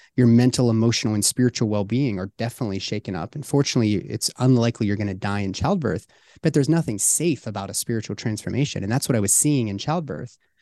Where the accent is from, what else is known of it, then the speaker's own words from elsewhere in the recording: Pittsburgh, Pennsylvania, United States; my hometown of Pittsburgh